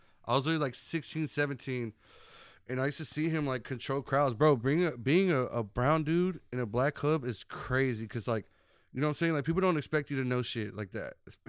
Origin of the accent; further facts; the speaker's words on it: Dallas, Texas, United States; I grew up in Oak Cliff, like Keystone Polk, pretty much. I lived there my whole life.